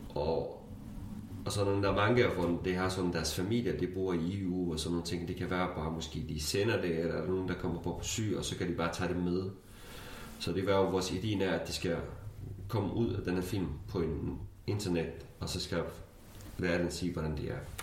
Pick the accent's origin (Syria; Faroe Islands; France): Syria; Danish is a second language; moved away as an adult; now in Denmark; jeg kurder fra Syrien